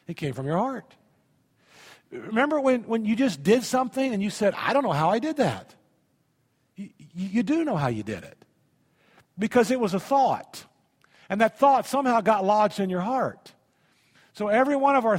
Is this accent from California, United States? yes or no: no; Indiana, United States; also born or lived in Tennessee; I grew up in Indiana. We had wells in Indiana.